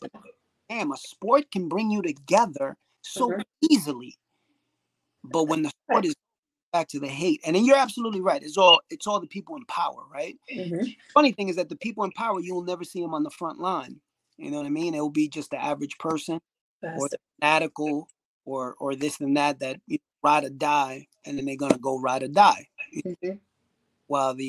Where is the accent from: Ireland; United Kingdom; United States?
Ireland; Even with cuisine, which, you know, obviously we're from Ireland, you're not really known for your cuisine.